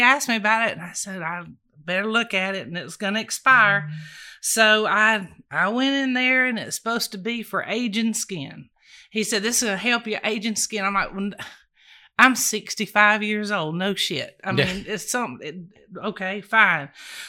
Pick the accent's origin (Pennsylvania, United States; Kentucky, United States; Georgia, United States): Georgia, United States; Climax; born there; Well, I was born in Climax, Georgia.